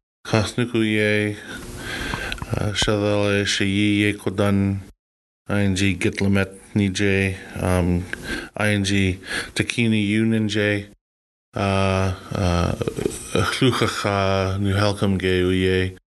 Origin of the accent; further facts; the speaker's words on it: Champagne and Aishihik First Nations, Yukon, Canada; I come from Champanijak. I know a little bit about Ta'an Kwich'in because that's where my mother's people are from.